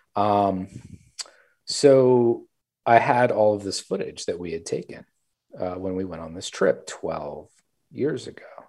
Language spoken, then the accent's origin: English; South Louisiana, United States; I grew up there as well in South Louisiana, and so really immersed in this Cajun culture